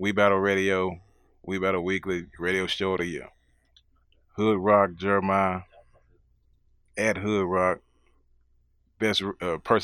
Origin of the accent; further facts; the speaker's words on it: Nashville, Tennessee, United States; We from here